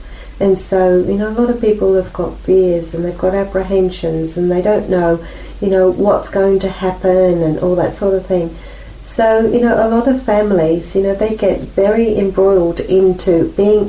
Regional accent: England, United Kingdom; now in Australia; I was born in England, so my culture is very different

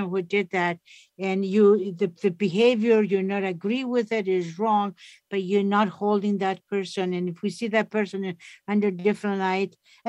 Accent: Greece; also born or lived in Toronto; now in Canada; I grew up in Greece.

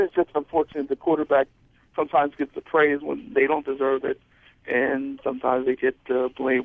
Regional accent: Philadelphia, Pennsylvania, United States; I'm from the Philadelphia.

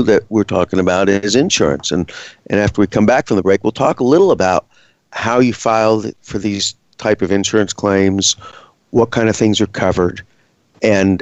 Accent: Gulf Coast, United States; moved away; I grew up on the Gulf Coast. We were hit by a number of hurricanes during the time I lived there

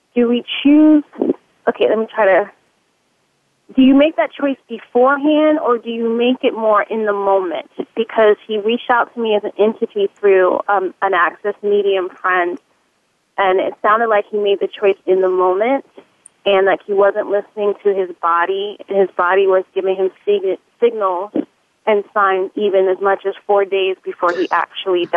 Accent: New York, United States; we're from New York

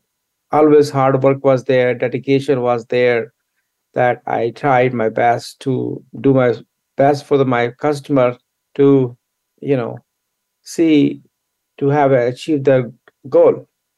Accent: New Delhi, Delhi, India; now in United States; I grew up in India, I was born in New Delhi, and I went to school there. And when I was very young, I came to United States

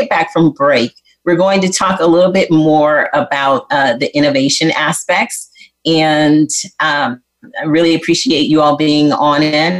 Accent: Michigan, United States; I'm from Michigan, and growing up with my dad

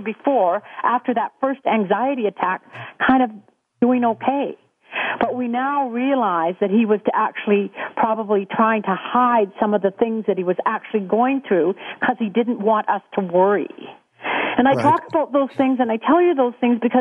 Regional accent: West Vancouver, British Columbia, Canada; also born or lived in Whistler; we grew up in West Vancouver

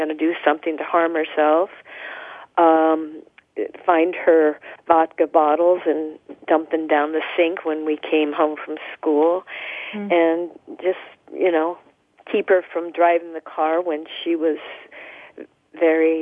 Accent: Tucson, Arizona, United States; I was born in Tucson, Arizona

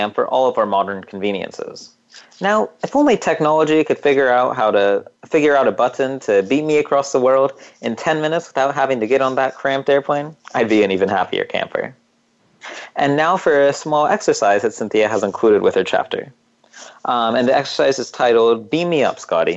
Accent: United States; growing up in America and having a strong support system

